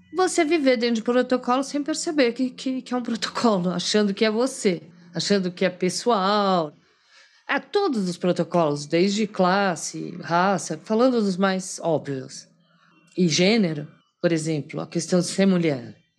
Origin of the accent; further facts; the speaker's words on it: Brazil; eu sou brasileira